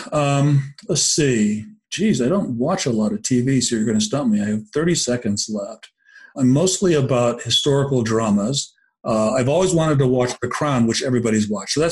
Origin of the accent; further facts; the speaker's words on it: Tokyo, Japan; born there; I, I was born in Tokyo, um, and uh, oh, cool. Japanese American descent.